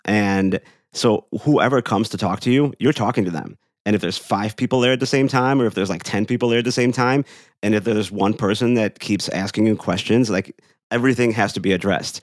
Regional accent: Chicago, Illinois, United States; I'm from Chicago.

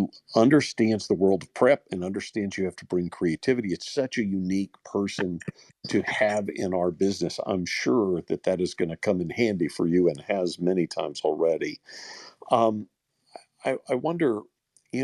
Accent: Louisiana, United States; I'm from Louisiana

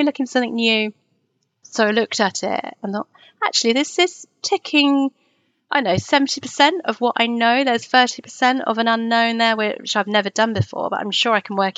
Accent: Twickenham, London, United Kingdom; I grew up in Twickenham

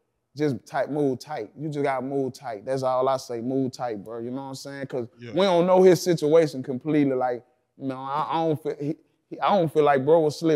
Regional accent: Baton Rouge, Louisiana, United States; I'm from Baton Rouge

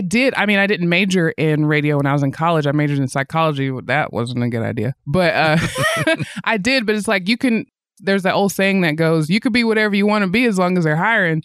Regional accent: Athens, Tennessee, United States; moved away as an adult; also born or lived in Nashville, Tennessee; now in Northwest Arkansas, United States; I grew up in the South

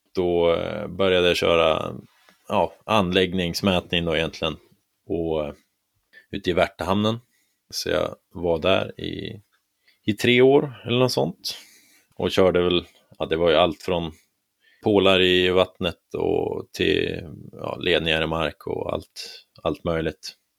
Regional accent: Härnösand, Västernorrland County, Sweden; moved away as an adult; also born or lived in Kramfors; now in Stockholm, Sweden; Jag kom ursprungligen från Härnösand

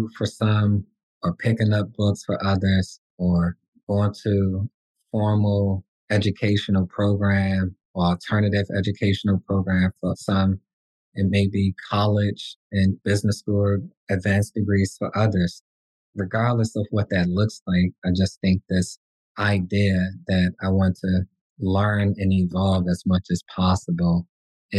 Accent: Washington, District of Columbia, United States; I'm from Washington, D.C.

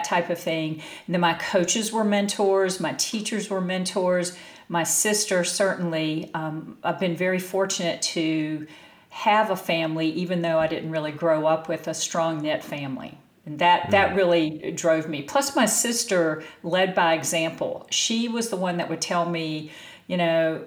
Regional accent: North Carolina, United States; moved away as an adult; also born or lived in Bay Area, California; I grew up in North Carolina and did not have a Cinderella childhood

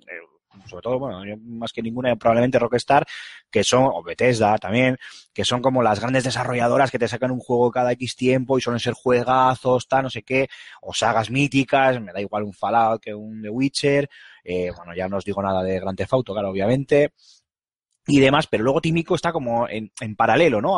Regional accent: Bilbao, Basque Country, Spain; soy de Bilbao

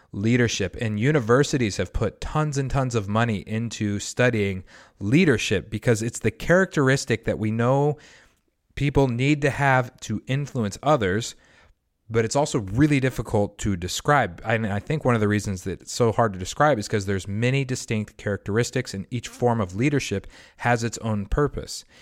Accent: United States; somebody who grew up in the United States of America with a Christian heritage

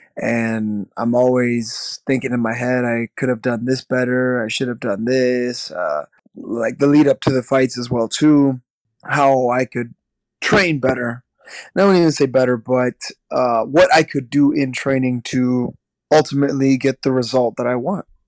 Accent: Midwest, United States; now in Milwaukee, United States; growing up in the Midwest

